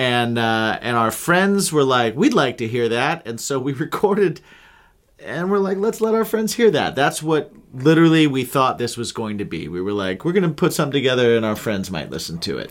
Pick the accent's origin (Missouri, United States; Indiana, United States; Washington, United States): Indiana, United States; born or raised there; also born or lived in New Hampshire